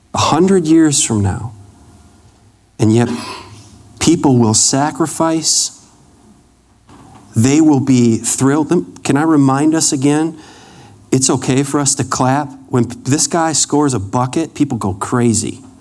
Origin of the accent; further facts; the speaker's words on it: Wisconsin, United States; moved away; I grew up in Wisconsin. When we moved to Wisconsin in 1980